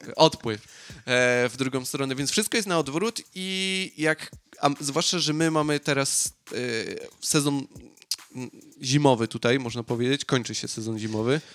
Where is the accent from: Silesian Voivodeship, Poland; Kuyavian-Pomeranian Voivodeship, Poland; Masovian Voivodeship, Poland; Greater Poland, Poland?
Silesian Voivodeship, Poland; Piekary Śląskie; moved away; no ja jestem z okolic Katowic, dokładnie z Piekar. Piekary to nie jest jakaś super metropolia, e, zwłaszcza, że tam, gdzie jest mój rodzinny dom